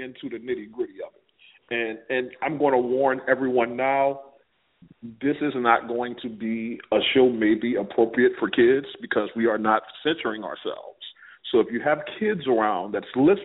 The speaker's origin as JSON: {"language": "English", "town": "New Orleans", "region": "Louisiana", "country": "United States", "tie": "born or raised there", "moved": "yes", "said": "being from New Orleans, because I was born and raised in New Orleans"}